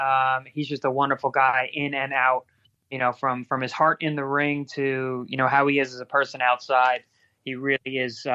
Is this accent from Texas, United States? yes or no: no; Long Island, New York, United States; we just have a special distinction because we're from Long Island and we're not really known for boxing.